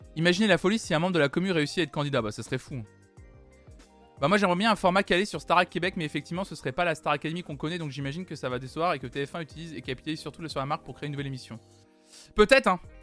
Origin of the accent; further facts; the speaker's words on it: France; Je suis né en France